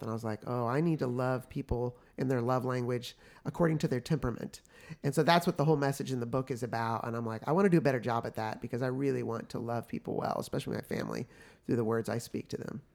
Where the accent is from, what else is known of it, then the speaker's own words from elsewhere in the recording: Oklahoma City, Oklahoma, United States; also born or lived in San Francisco, California; by the time I'm one, they move to Oklahoma City, Oklahoma, where actually both sides of my family are from originally, but my mom grew up in Oklahoma. So as I grew up there